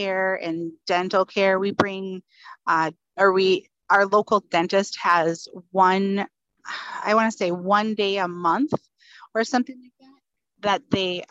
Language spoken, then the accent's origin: English; Northern Minnesota, United States; also born or lived in Fargo, North Dakota; I'm originally from Northern Minnesota